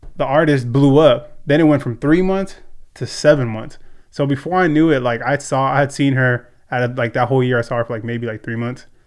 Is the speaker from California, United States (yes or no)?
yes; Ventura, California, United States; born and raised here in Ventura